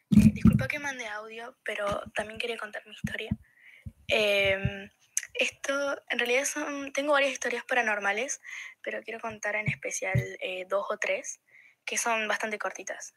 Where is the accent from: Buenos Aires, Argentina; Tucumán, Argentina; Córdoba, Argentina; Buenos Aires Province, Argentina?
Córdoba, Argentina; yo soy de Córdoba Capital